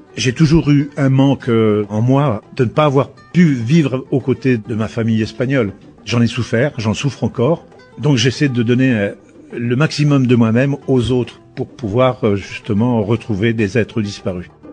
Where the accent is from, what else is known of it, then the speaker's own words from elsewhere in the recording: Burgundy, Bourgogne-Franche-Comté, France; now in Basque Country, France; La façon de vivre ici au Pays Basque est totalement différente de là où je suis né en Bourgogne